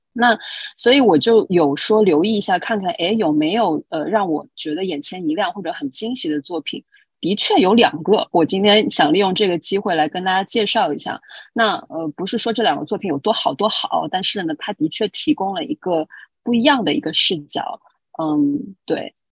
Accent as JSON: {"language": "Chinese", "region": "Shanghai", "country": "China", "moved": "as an adult", "lives_now": "New York, United States", "said": "我来自上海，现在呢是住在纽约"}